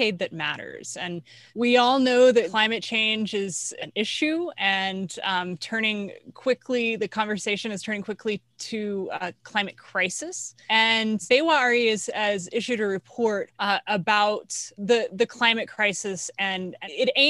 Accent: Texas, United States; My home state is Texas, and where I grew up, the town where I grew up, people had no electricity

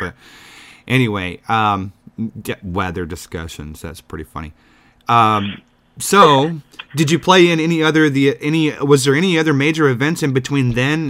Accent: Texas, United States; now in Chicago, United States; I'm originally from Texas, so the heat doesn't bother me.

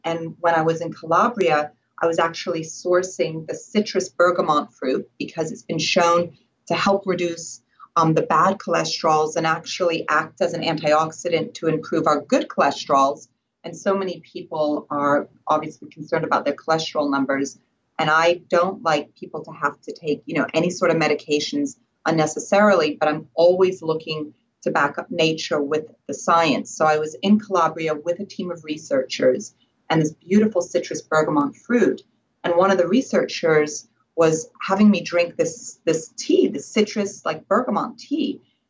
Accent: Switzerland; born there; And I was born in Switzerland, and it was 1974 when I was born.

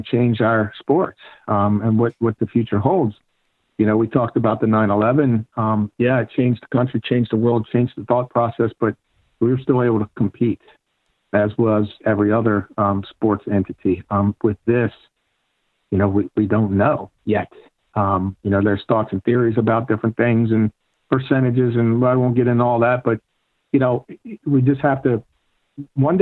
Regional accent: Baltimore, Maryland, United States; I put Baltimore on the map with bowling, with my career

